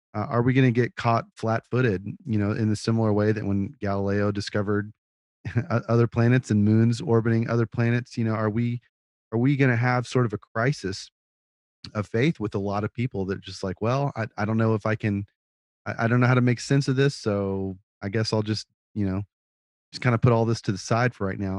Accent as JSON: {"language": "English", "town": "Austin", "region": "Texas", "country": "United States", "tie": "born or raised there", "said": "I grew up in Austin"}